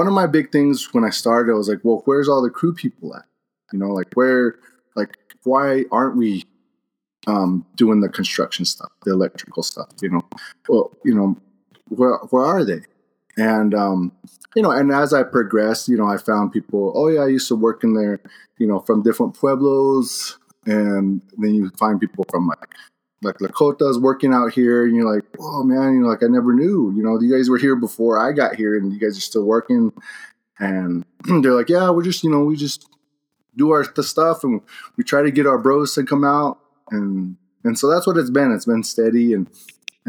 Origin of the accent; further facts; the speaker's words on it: Pinon, Arizona, United States; moved away as an adult; also born or lived in Flagstaff, Arizona / Colorado; now in New Mexico, United States; I'm from the Navajo Nation. I grew up out there in Arizona, Flagstaff, all over the Navajo Nation. Pinon mainly is where I'm from